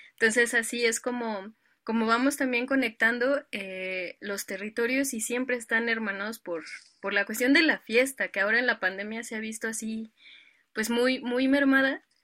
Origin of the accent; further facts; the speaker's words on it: Mexico City, Mexico; yo soy originaria de un pueblo de aquí de la Ciudad de México que se llama San Luis Tlaxialtemalco